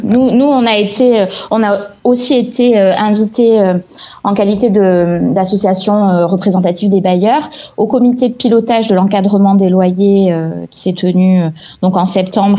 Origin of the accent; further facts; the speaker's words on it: Montpellier, Occitania, France; je suis née à Montpellier. Euh, mes parents sont nés à Montpellier, mes grands-parents aussi